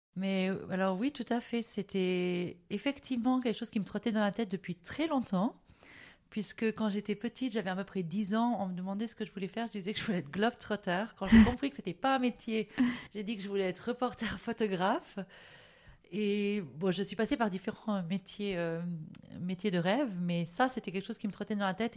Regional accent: Valais, Switzerland; moved away as an adult; also born or lived in Geneva / Paris; now in Zurich, Switzerland; j'ai grandi en Valais jusqu'à mes 19 ans, après ma maturité

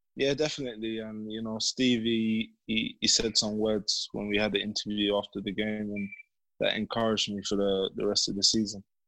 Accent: London, United Kingdom; growing up in Bermondsey? Yeah, it was calm. Yeah, um, I had a few friends around there. Went to the same primary school.

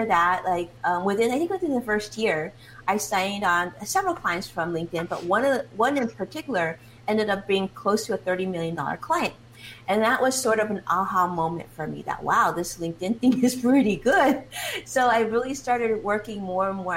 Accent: Los Angeles, California, United States; accent: Chinglish; first language Chinese; English is a second language; I spoke Chinese at home before speaking English. Even though, you know, I was born here in Los Angeles, I thought it was an L.A. accent, but I guess it's a Chinglish accent

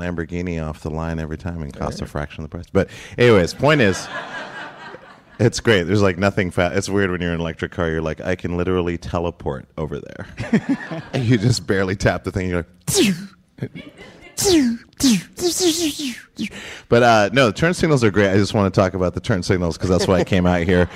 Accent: Great Falls, Montana, United States; growing up in Great Falls, Montana

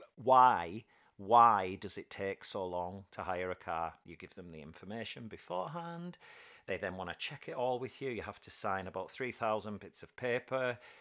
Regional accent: United Kingdom; being typically British

